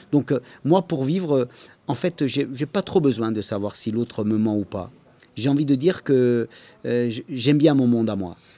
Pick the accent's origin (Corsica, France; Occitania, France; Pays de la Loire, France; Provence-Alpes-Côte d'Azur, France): Corsica, France; Je viens de Corse